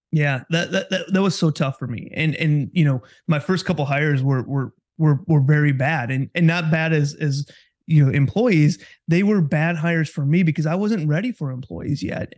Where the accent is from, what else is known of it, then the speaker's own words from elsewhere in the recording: Kewaskum, Wisconsin, United States; also born or lived in Oshkosh, Wisconsin / Milwaukee, Wisconsin; Born and raised in Wisconsin, um, grew up in Kewaskum, which is just north of, in north of Milwaukee